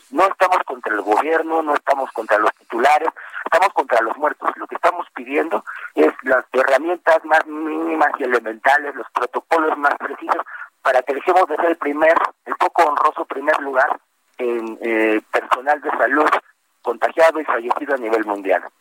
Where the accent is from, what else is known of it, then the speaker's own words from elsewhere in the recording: Mexico; nací en la Gineco 4 del IMSS, fui a una guardería